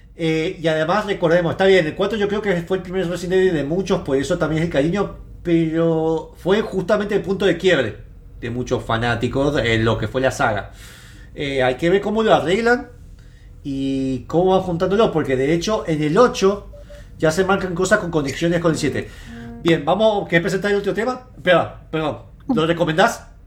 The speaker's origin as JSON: {"language": "Spanish", "region": "Mendoza", "country": "Argentina", "said": "Somos de Mendoza, así que estamos todos en Mendoza"}